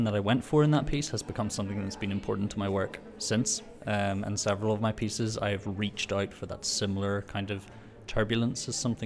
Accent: Belfast, Northern Ireland, United Kingdom; I'm a composer from Belfast in Northern Ireland.

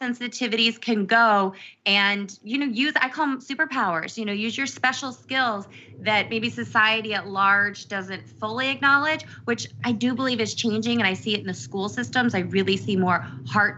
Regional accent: Alaska, United States; I grew up in Alaska, my parents were military, got stationed up there, and we stayed up there.

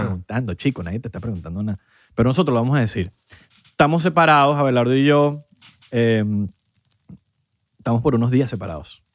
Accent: Venezuela; a nosotros, bueno, va en Venezuela

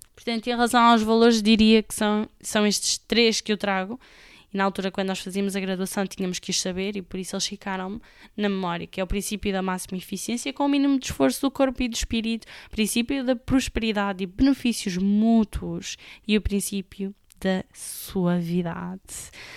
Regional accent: Amarante, Norte, Portugal; de Amarante, que é a minha terra natal

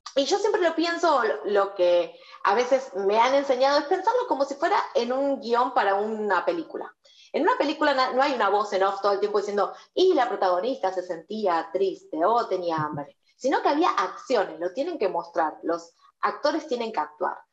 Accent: Argentina

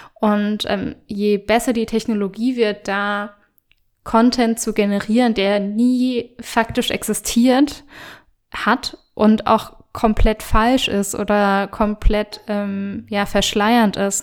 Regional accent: Germany; bei uns in Deutschland

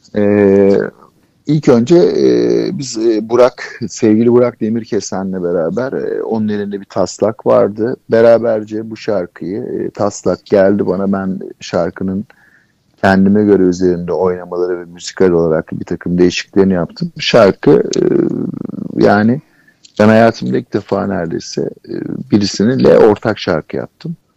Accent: Istanbul, Turkey; Kadıköy'de, Kadıköy çocuğuyum ben. E, moda, moda, modalıyım. E, moda, yani modada büyüdüm, Kadıköy'de büyüdüm.

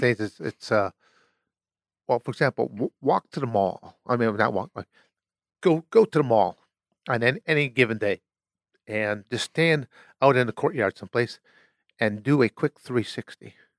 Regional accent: Michigan, United States; moved away as an adult; also born or lived in Arizona; born and raised in Michigan

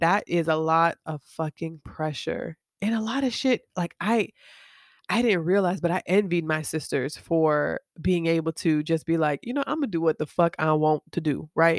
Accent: Miami, Florida, United States; moved away as an adult; when I was growing up in Miami

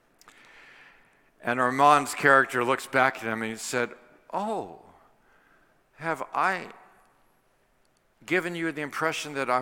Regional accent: Washington, District of Columbia, United States; Washington, D.C., I think you know, is my hometown

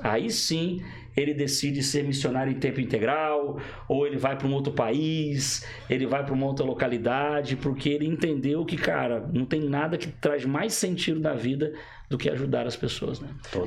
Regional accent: Rio de Janeiro, Brazil; eu sou do Rio de Janeiro

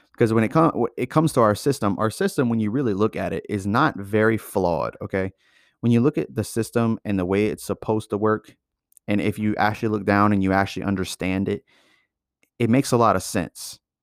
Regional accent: United States; as an American

